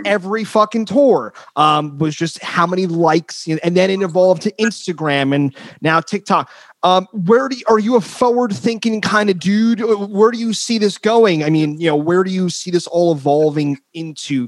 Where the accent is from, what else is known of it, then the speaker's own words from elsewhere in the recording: New Jersey, United States; moved away as an adult; also born or lived in Queens, New York; now in San Francisco, United States; we were raised where they filmed the Sopranos